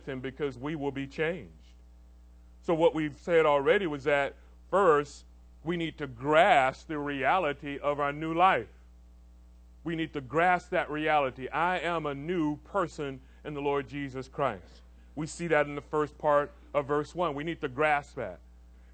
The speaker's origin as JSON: {"language": "English", "town": "Orlando", "region": "Florida", "country": "United States", "tie": "born or raised there", "lives_now": "Tampa, United States", "said": "I grew up in Orlando."}